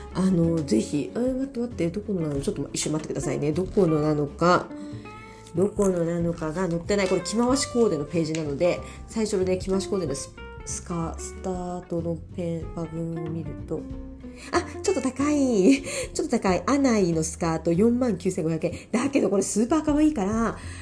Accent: Miyazaki, Japan; 私もねもちろん宮崎出身

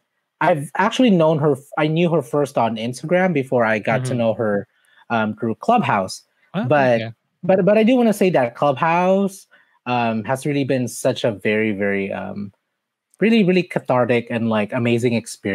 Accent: Philippines; Through our upbringing, and also to being an immigrant, that's being a Filipino immigrant.

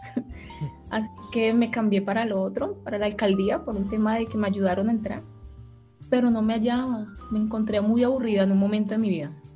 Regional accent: Cali, Valle del Cauca, Colombia; moved away as an adult; now in Chile; yo soy colombiana, soy caleña

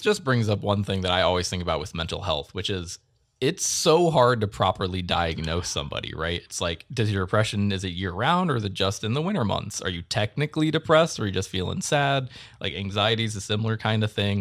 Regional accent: Akron, Ohio, United States; now in Michigan, United States; I'm from, like, the Akron area, so it's kind of, like, northeast

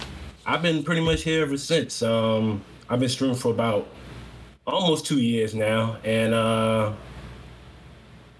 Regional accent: Virginia, United States; I'm from Virginia.

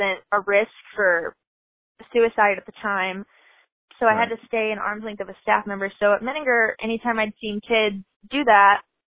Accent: Texas, United States; I'm from Texas

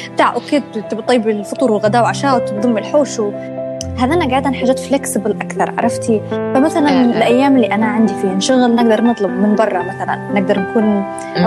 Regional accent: Benghazi, Cyrenaica, Libya; moved away as an adult; now in Tripoli, Libya; انا اصلا من بنغازي وانا في بنغازي

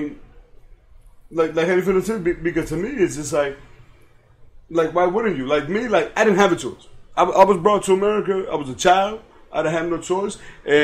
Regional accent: Miami, Florida, United States; born or raised there; also born or lived in Santiago de los Caballeros, Dominican Republic

